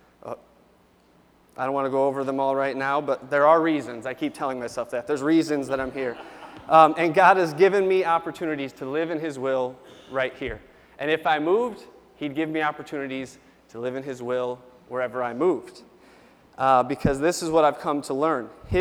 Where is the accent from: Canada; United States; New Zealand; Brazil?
United States; Jamestown; I grew up about 10 miles from here, born in Jamestown, grew up outside of town close to our little airport